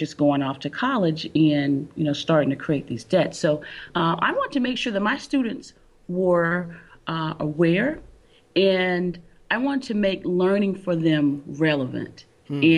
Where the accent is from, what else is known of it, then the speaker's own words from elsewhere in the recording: Albany, Georgia, United States; now in North Carolina, United States; Originally, no, I am not from North Carolina. I am originally from Albany, Georgia.